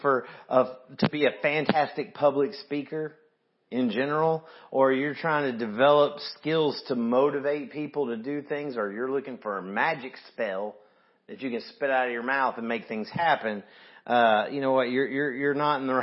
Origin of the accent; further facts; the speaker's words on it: the South, United States; I'm from the South